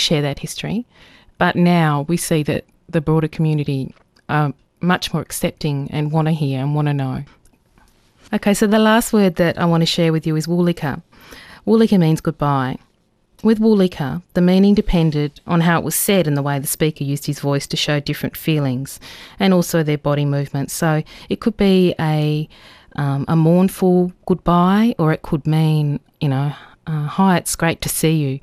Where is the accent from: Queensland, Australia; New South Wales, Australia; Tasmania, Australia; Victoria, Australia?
Tasmania, Australia; Lutruwita; I'm from Luchuita, Tasmania, and I'm speaking Palawakani today